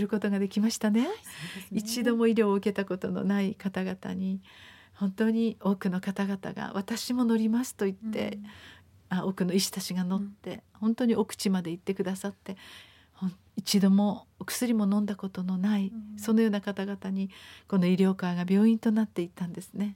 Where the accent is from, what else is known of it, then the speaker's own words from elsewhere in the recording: Japan; also born or lived in Okinawa; なぜ私が豊かな日本に生まれたんだろう